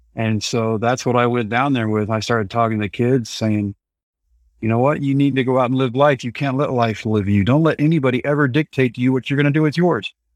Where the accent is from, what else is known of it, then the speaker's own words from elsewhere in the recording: Texas, United States; it was my home state and my favorite ballpark, so yeah, it is close to hometown.